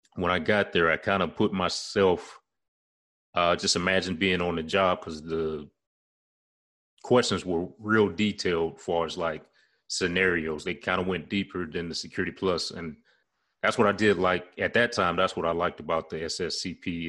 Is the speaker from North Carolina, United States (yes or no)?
yes; Charlotte, North Carolina, United States; my hometown ward, the area I'm in now, uh, Charlotte, North Carolina